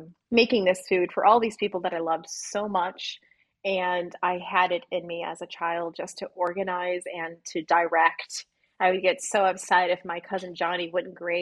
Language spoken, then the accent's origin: English; Illinois, United States; I was raised in the Midwest in Illinois